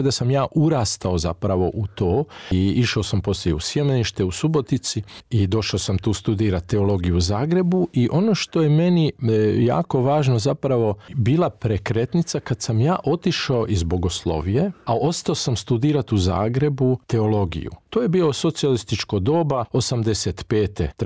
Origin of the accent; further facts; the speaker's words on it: Ada, Vojvodina, Serbia; moved away; ja sam inače porijeklom iz Vojvodine i to je bila župa Svetog Trojstva u Adi